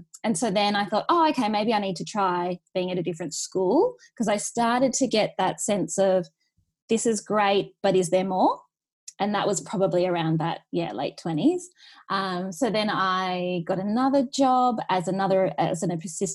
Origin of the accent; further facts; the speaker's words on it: Newcastle, New South Wales, Australia; moved away as an adult; also born or lived in Sydney; I'm originally from Newcastle. I moved to Sydney for 10 years when I got my first job.